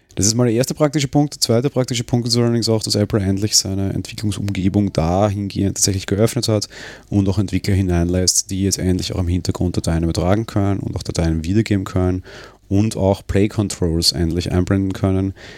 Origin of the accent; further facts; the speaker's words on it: Austria; bei uns in Österreich